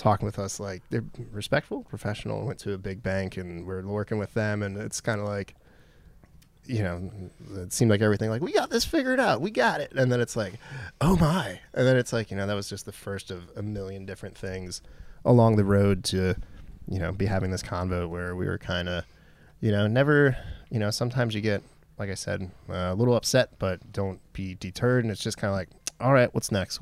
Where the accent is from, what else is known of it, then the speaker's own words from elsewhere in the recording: Anne Arundel County, Maryland, United States; we're both from Anne Arundel County. We're both from here